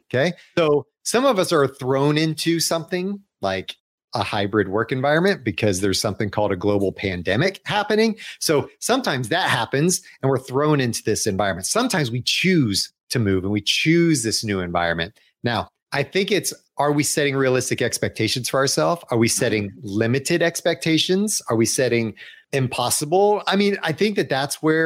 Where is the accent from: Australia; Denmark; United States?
United States; Atlanta, Georgia; moved away as an adult; also born or lived in Chicago; I grew up in Atlanta